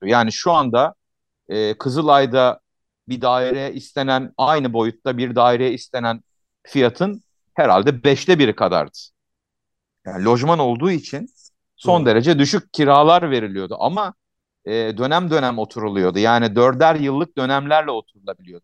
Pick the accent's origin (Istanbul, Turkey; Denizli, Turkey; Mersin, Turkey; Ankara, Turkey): Ankara, Turkey; Bütün çocukluğum orada geçti. Yani hani 8 yaşından 16 yaşına kadar orada yaşadım, orada büyüdüm